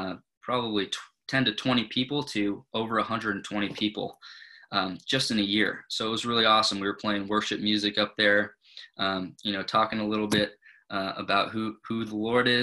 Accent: Thousand Oaks, California, United States; I grew up in Thousand Oaks, California

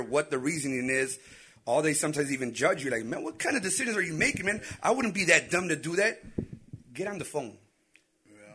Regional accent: Chicago, Illinois, United States; we can't hide that we were born here

